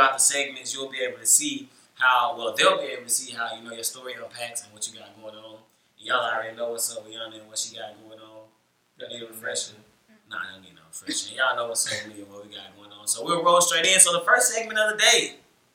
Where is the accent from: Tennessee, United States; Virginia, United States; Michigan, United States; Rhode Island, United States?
Tennessee, United States; I'm from Tennessee